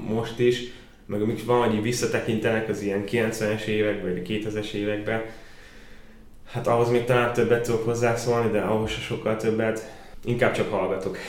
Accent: Baja, Bács-Kiskun, Hungary; moved away as an adult; now in Szolnok, Hungary; bajai vagyok

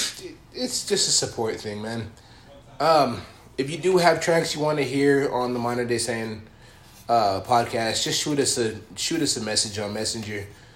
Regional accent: San Diego, California, United States; now in Colorado, United States; I'm growing up in San Diego.

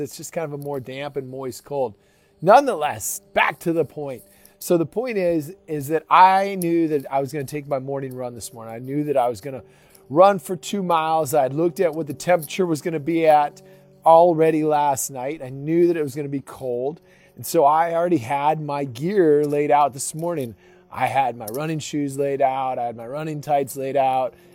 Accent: Minnesota, United States; now in Texas, United States; I grew up in Minnesota

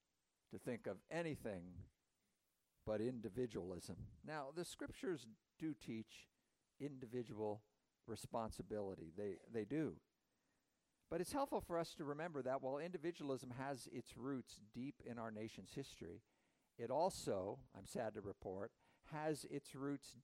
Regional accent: United States

